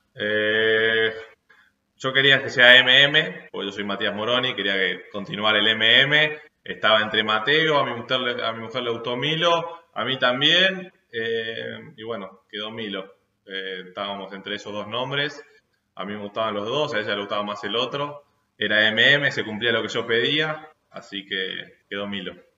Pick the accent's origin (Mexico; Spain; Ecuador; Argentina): Argentina; somos argentinos